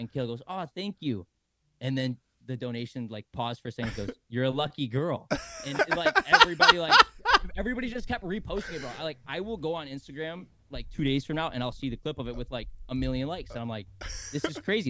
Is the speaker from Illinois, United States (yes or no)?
no; Michigan, United States; now in Sarasota, United States; I'm from Michigan originally